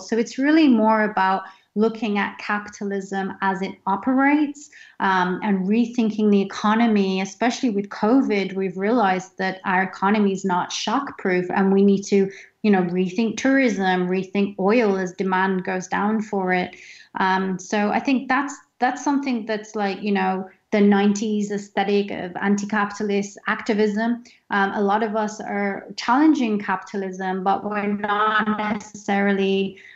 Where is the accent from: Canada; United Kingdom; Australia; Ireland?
United Kingdom; I'm British Indian